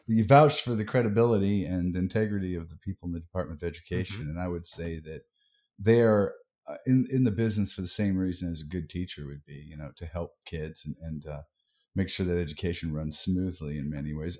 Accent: United States; we're all American

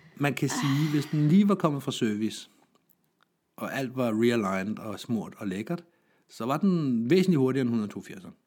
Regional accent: Jutland, Denmark; Jeg er selv jyde

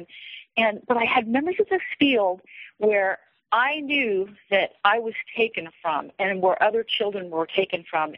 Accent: Kansas City, Missouri, United States; moved away as an adult; I moved from Kansas City to the Midwest in my early 20s, and I didn't come back for many, many years.

